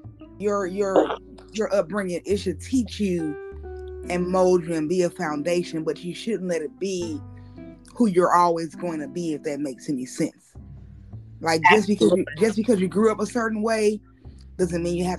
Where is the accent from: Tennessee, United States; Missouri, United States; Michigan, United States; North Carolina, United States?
Missouri, United States; St. Louis; I'm from St. Louis. I grew up North St. Louis